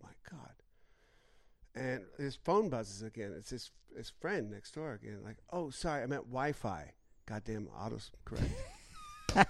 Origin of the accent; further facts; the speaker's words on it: United States; I'm an American and proud American